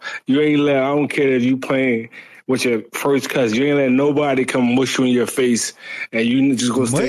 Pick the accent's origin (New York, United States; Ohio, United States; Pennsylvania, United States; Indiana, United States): Pennsylvania, United States; Philadelphia; I'm from Philly